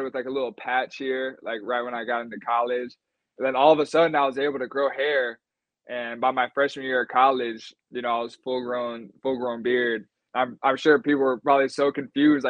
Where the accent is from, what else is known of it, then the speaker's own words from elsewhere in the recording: Sacramento, California, United States; also born or lived in Folsom, California / Greece / Los Angeles; end up back in my hometown